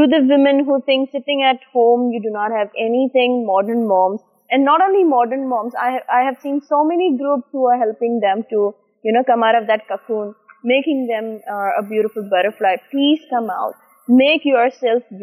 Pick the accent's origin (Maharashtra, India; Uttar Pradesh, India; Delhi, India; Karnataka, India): Maharashtra, India; Mumbai; moved away; over there in Bombay, I'm an Indian.